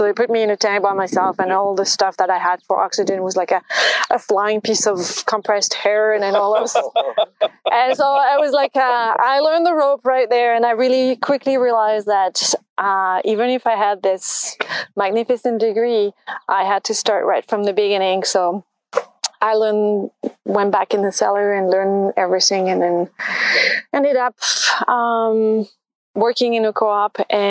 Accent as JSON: {"language": "English", "country": "France", "also_born_or_lived": "Montpellier, France", "moved": "as an adult", "lives_now": "Canada", "said": "I'm from France"}